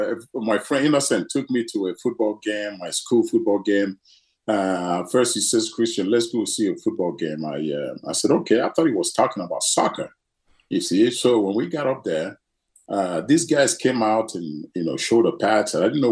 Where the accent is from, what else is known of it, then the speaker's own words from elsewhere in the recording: Nigeria; It was very difficult. But, you know, as a child, you don't know how difficult it was. We were just having a great time. But, I think it was 5 years old when the Civil War broke out.